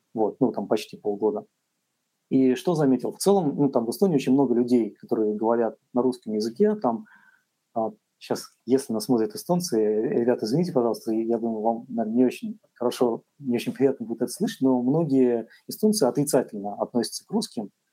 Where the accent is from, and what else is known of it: Russia